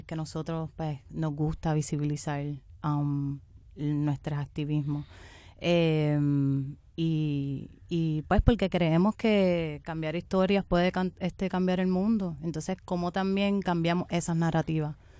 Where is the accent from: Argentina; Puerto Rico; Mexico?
Puerto Rico; southern Puerto Rico; yo especialmente vengo del área sur de Puerto Rico, donde es un área mayoritariamente negra y pobre